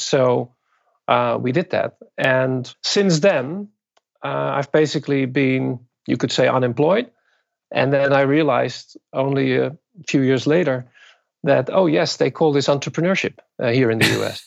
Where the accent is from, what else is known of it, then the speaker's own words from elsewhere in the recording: Netherlands; moved away as an adult; also born or lived in Japan; now in Brooklyn, United States; I was born and raised in the Netherlands and, and got my education there